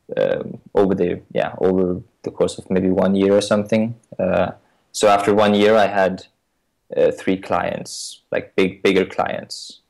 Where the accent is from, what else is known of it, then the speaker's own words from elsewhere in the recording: Denmark; I'm from Denmark